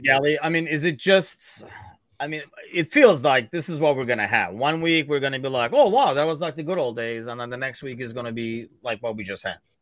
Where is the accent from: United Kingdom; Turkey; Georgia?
Turkey; now in United States; me originally being from Turkey